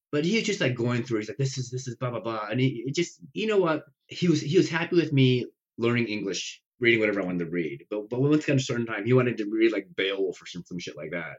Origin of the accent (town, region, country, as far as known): Nebraska, United States; born or raised there; English is a second language; also born or lived in Taiwan